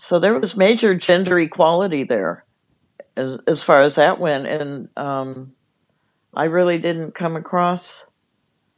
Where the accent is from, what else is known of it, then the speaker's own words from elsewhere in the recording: Los Angeles, California, United States; I grew up in Los Angeles